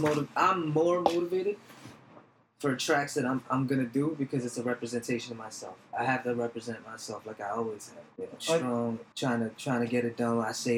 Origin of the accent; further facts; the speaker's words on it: New York, United States; We grew up in New York, man. This is our stomping grounds.